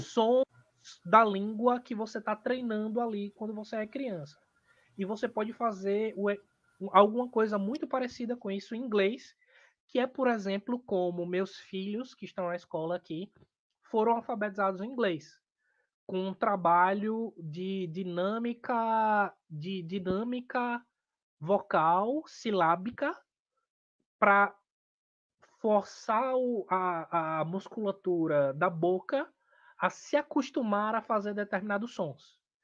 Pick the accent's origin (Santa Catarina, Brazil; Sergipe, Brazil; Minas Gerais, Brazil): Sergipe, Brazil; Aracaju; moved away as an adult; now in Adelaide, Australia; no Nordeste, em Aracaju, na cidade de onde eu sou